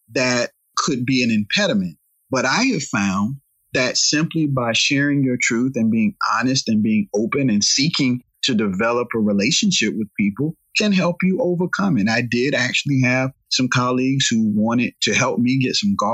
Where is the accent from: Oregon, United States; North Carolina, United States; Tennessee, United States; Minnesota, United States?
North Carolina, United States; Raleigh; our area of Raleigh, North Carolina, I'm from Southeast Raleigh